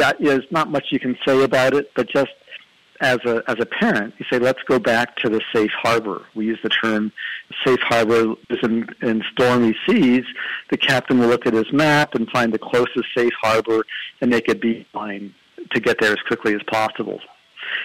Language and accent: English; East Coast, United States; I grew up on the East Coast